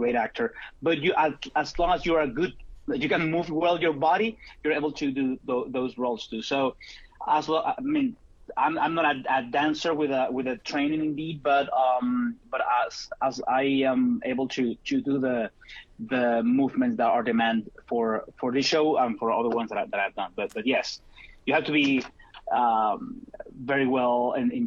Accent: Venezuela; first language Spanish; English is a second language; now in United States; when I came from Venezuela to US.

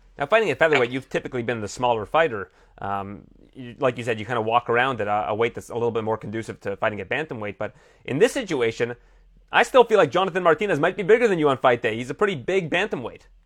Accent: Canada; I'm Canadian

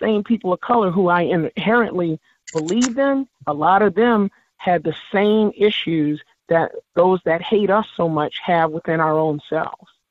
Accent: New Orleans, Louisiana, United States; also born or lived in South Carolina; I grew up in New Orleans, but also spent plenty of time in the Carolinas every summer

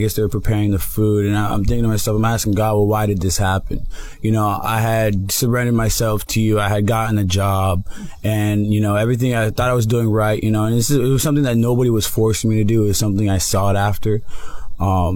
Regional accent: Broward, Florida, United States; moved away as an adult; now in Miami, United States; Miami is a big transition for me. I'm from Broward

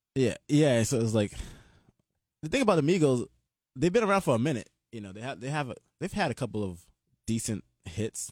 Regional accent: Atlanta, Georgia, United States; I'm from Atlanta

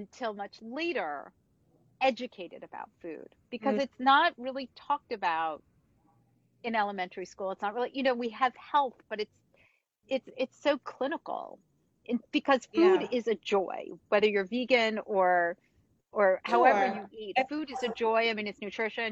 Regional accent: New Jersey, United States; I grew up in New Jersey

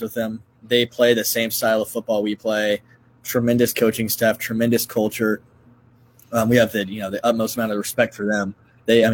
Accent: North Carolina, United States; also born or lived in Texas; now in Iowa, United States; I'm from North Carolina. I lived in Texas, but Iowa's definitely home

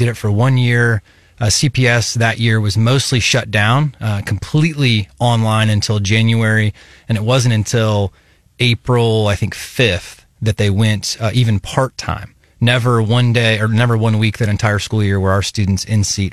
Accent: Kansas City, United States; now in Columbia, United States; I grew up in Kansas City as the son of an educator

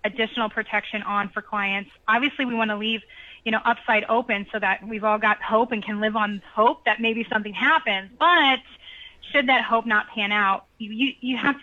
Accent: Illinois, United States; moved away; I'm from Illinois originally

